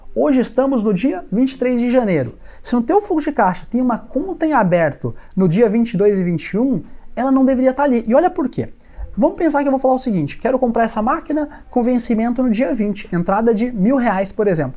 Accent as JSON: {"language": "Portuguese", "region": "Minas Gerais", "country": "Brazil", "said": "sou mineiro"}